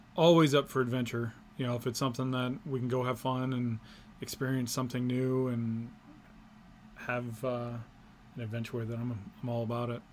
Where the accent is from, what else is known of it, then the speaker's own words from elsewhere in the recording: Paris, Texas, United States; moved away as an adult; also born or lived in New Mexico / Maine; I grew up in Paris, Texas.